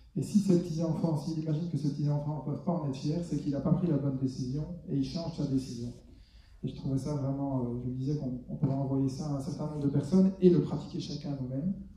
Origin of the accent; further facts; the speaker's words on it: Belgium; chez nous en Belgique